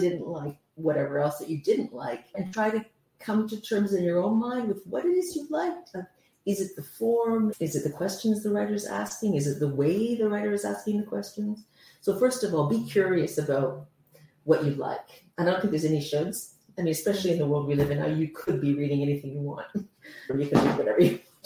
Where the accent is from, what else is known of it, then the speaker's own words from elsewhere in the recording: Canada; moved away as an adult; now in London, United Kingdom; I'm originally from Canada. I've been in London since 2011